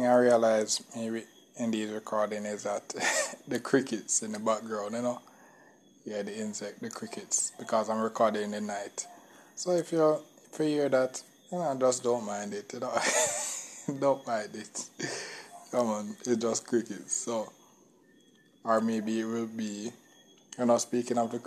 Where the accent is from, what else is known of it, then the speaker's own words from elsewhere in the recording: Jamaica; I'm from Jamaica